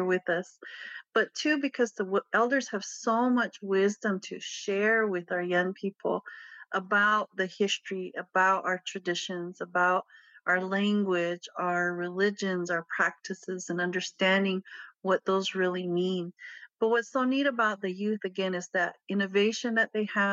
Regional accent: Pueblo of Acoma, New Mexico, United States; I grew up in the Pueblo of Acma. I am biracial. I grew up there on reservation

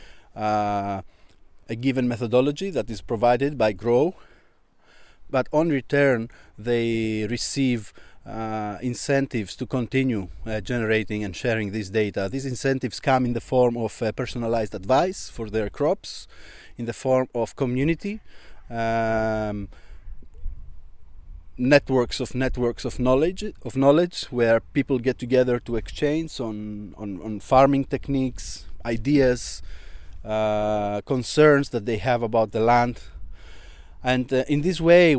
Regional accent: Alexandroupoli, Eastern Macedonia and Thrace, Greece; here in my hometown in Alexandroupoli, which is right next to my village

